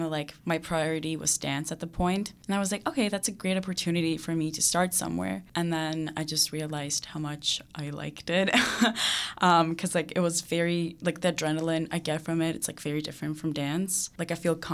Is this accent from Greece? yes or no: yes; Greece; one of my dance teachers back in my hometown in Greece did this online workshop for this.